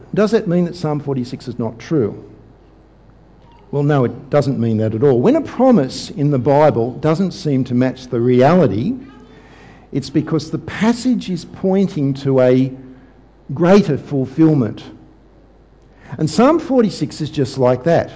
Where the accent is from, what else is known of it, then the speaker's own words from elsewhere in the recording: Sydney, New South Wales, Australia; my hometown, Sydney